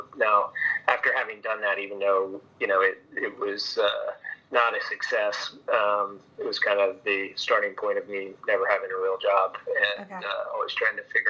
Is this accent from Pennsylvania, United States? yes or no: yes; outside Philadelphia, Chester County, Pennsylvania, United States; also born or lived in San Francisco; I'm a Philly guy through and through. I grew up outside Philly, out in Chester County, out in the sticks